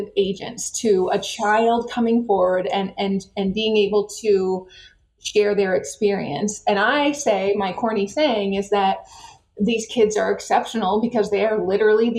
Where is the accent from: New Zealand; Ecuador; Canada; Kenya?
Canada; now in United States; a kid that grew up in Canada